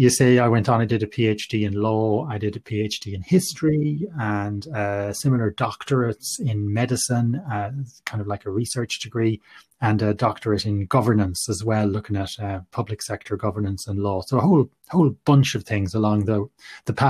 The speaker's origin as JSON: {"language": "English", "town": "Galway", "region": "Connacht", "country": "Ireland", "tie": "born or raised there", "said": "I'm from Galway and I grew up in Galway, studied medicine in NUI Galway"}